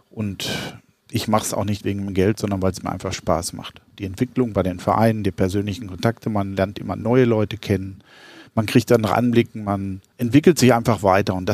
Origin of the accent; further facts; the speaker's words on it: Arnsberg, North Rhine-Westphalia, Germany; born there; moved away as an adult; now in Middle Franconia, Germany; Also ich bin Jahrgang 1958, also nicht mehr der Jüngste, geboren in Arnsberg in Westfalen, falls die, die den mittelfränkischen Dialekt etwas äh, vermissen. Bin seit 1982 jetzt in Mittelfranken